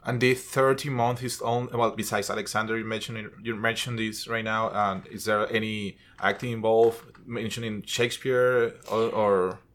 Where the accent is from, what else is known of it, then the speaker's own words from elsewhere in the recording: Venezuela; English is a second language; moved away as an adult; I'm from Venezuela. I'm not a Native American. I wasn't born here, basically, born and raised. So I've been here for 17 years